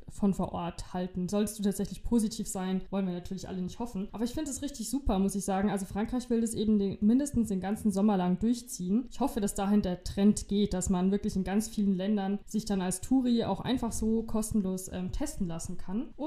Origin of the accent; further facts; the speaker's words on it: Germany; Das bedeutet, dass ich als Deutscher in ein, in ein einfaches Risikogebiet für 24 Stunden reisen kann und ich muss dann bei meiner Rückkehr nicht in Quarantäne.